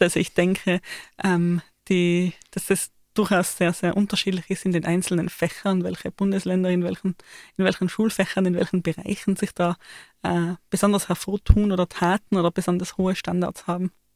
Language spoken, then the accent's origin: German; Austria; ich als Österreicherin